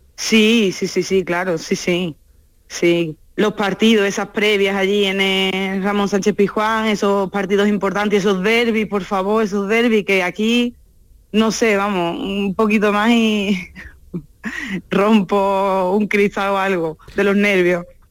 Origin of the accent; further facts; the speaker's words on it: Seville, Andalusia, Spain; moved away as an adult; also born or lived in Albaida del Aljarafe; now in Morciano di Romagna, Italy; Después volví a Sevilla para terminar la carrera